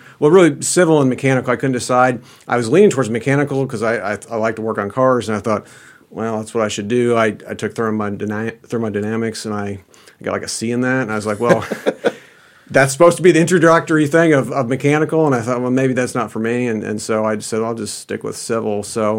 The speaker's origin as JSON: {"language": "English", "town": "Kansas City", "region": "Missouri", "country": "United States", "tie": "born or raised there", "said": "I grew up in the Kansas City metro area."}